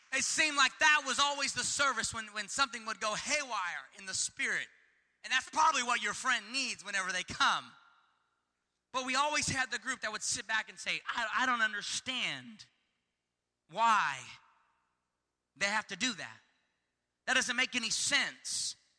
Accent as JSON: {"language": "English", "region": "California", "country": "United States", "said": "I'm from California"}